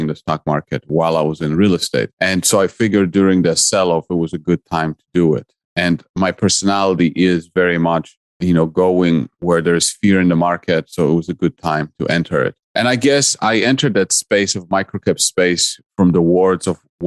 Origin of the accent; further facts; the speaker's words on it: Poland; English is a second language; now in United States; I'm originally from Poland and I came to the US in 1996. And so my life in Poland was all about competition